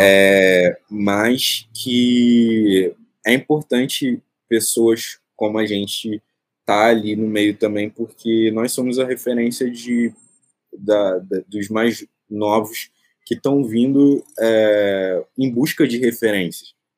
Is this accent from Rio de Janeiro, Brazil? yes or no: yes; Rio de Janeiro, Brazil; eu nasci no Morro do Urubu, que fica na zona norte do Rio de Janeiro